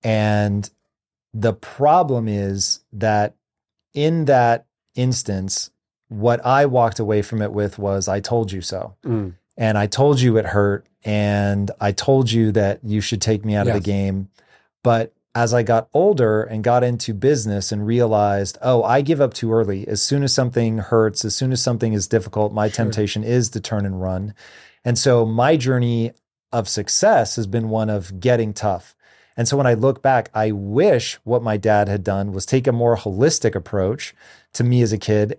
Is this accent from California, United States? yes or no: no; Tacoma, Washington, United States; which I grew up in Tacoma, where it's like in the winter, it's actually cold.